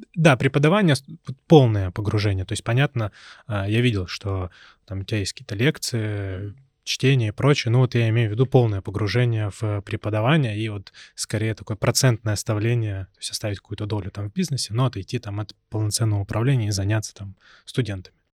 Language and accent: Russian; Perm, Perm Krai, Russia; moved away; в своем родном городе, я вот из Перми